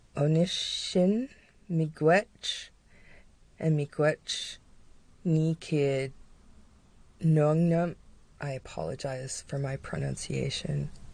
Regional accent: London, Ontario, Canada; my hometown. The town where I reside. London, Ontario, Canada.

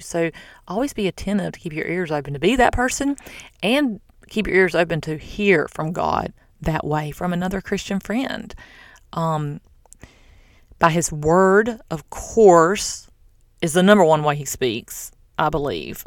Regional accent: the South, United States; now in Florida, United States; I'm from the South

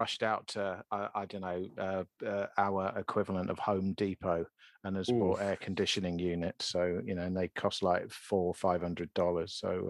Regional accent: United Kingdom; being British

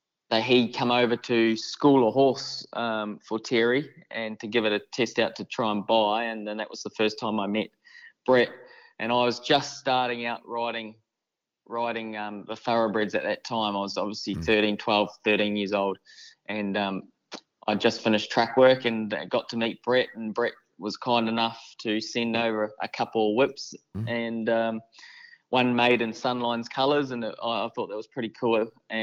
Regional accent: New Zealand; I suppose every kid growing up in New Zealand, they all grow up as wanting to be an All Black

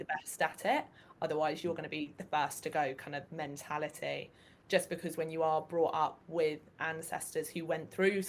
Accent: London, United Kingdom; accent: southeast; also born or lived in Japan; I am a London born and bred. Grew up in Northwest London

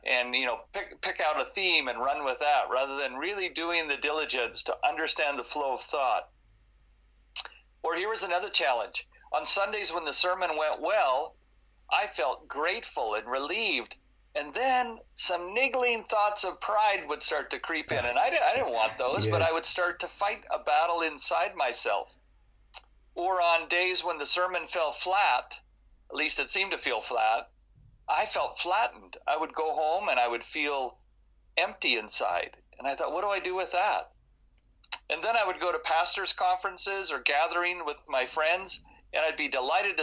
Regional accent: United States; moved away as an adult; also born or lived in California / Ottawa, Canada; now in Toronto, Canada; I'm an American living in Canada

